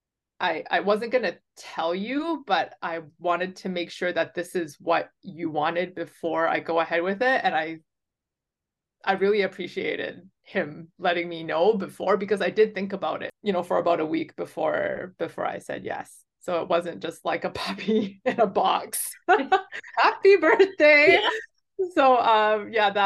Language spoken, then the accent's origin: English; Vancouver, British Columbia, Canada; I'm from BC. I was born and raised in Vancouver.